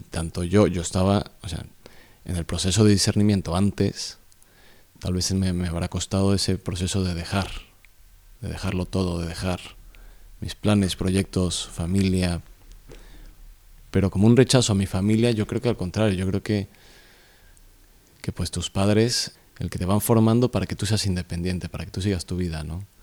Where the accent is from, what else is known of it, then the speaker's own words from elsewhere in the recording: Mexico City, Mexico; moved away; soy del Ciudad de México del, Distrito Federal, bueno, le han cambiado el nombre, Ciudad de México. Nací en el 80, de hecho hoy es mi cumpleaños